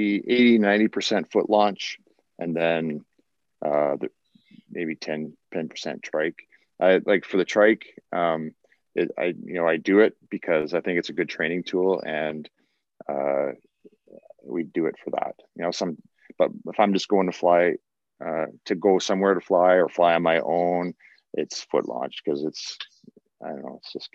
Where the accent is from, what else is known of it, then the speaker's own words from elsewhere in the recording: Canada; us Canadians